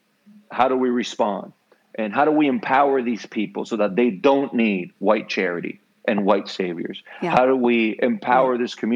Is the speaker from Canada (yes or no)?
no; Puerto Rico; first language Spanish (Puerto Rican); English is a second language; I am from Puerto Rico. My first language is, it's not Spanish, it's Puerto Rican.